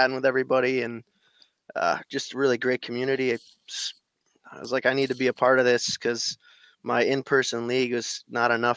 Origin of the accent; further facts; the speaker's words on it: Michigan, United States; from Michigan, born and raised